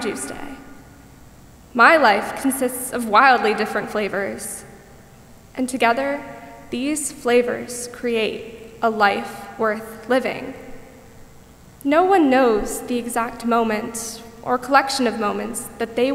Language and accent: English; Parkland, Florida, United States; my hometown of Parkland, Florida